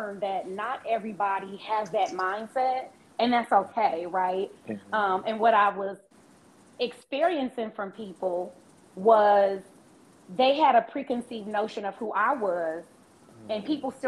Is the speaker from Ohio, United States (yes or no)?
yes; Cincinnati, Ohio, United States